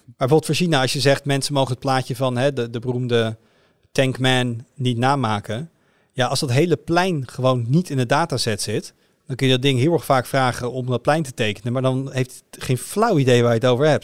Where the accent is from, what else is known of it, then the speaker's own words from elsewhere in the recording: Netherlands; als Nederlander met een elektrische auto